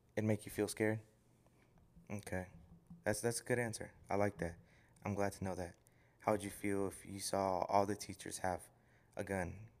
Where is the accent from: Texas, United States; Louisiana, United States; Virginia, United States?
Texas, United States; Houston; I'm from Houston